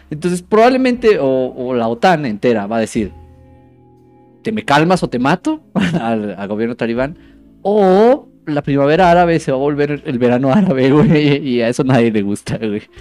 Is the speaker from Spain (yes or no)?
no; Mexico; No es racista si soy mexicano